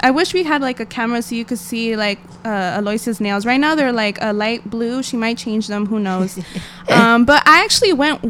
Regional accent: San Diego, California, United States; now in Los Angeles, United States; I'm from San Diego

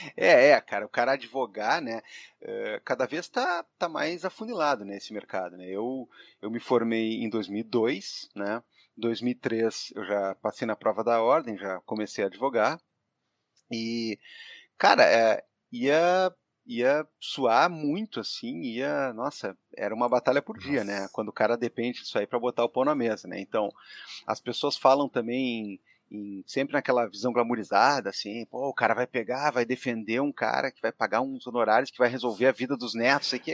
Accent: Porto Alegre, Rio Grande do Sul, Brazil; nascido e criado em Porto Alegre, é, cria do bairro São Geraldo, no quarto distrito

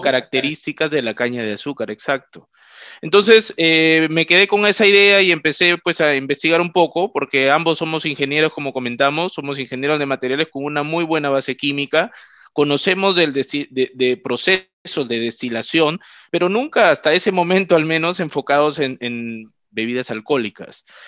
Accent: Trujillo, La Libertad, Peru; yo soy de Trujillo

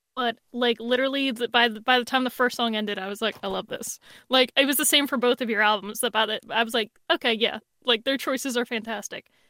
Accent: Bristol, Pennsylvania, United States; was born in Bristol, Pennsylvania

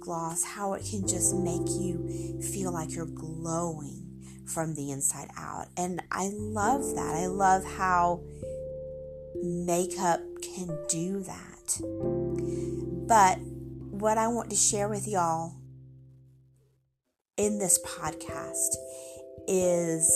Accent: the South, United States; I am from the South. If you cannot tell from my accent, that yes, I am from the South.

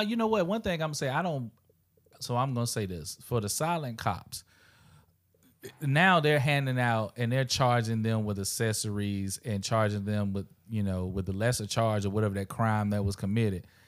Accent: South Carolina, United States; growing up in South Carolina

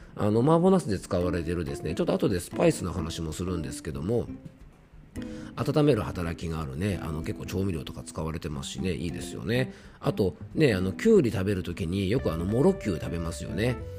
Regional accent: Yamanashi, Japan; 僕の地元

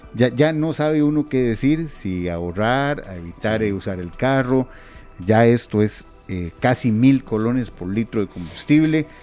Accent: Costa Rica

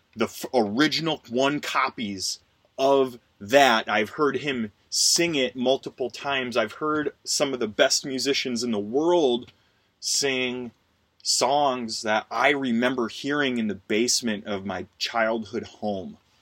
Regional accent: Wisconsin, United States; the house I grew up in in Wisconsin

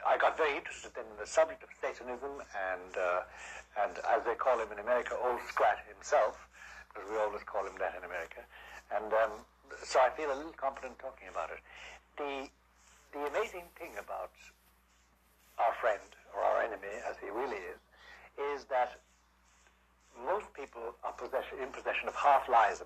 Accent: Kerry, Munster, Ireland; moved away as an adult; also born or lived in Belgium / Rome, Italy; now in New York, United States; I was born in Ireland, in Kerry, 70 years ago. And 70 years ago, don't forget the 70, 70. And then I was educated in Ireland

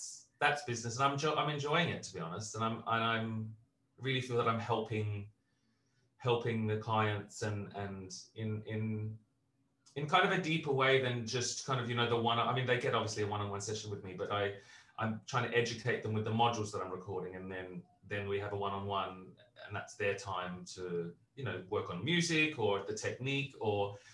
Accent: Australia; also born or lived in Britain; now in United Kingdom; I'm, as an Australian

